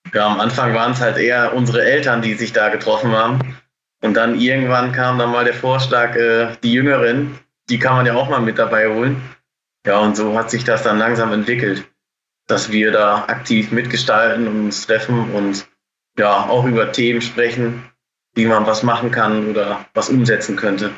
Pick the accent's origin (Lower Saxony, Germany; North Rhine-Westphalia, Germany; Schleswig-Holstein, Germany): North Rhine-Westphalia, Germany; Bocholt; Ich komme aus Bocholt. Das ist direkt an der niederländischen Grenze.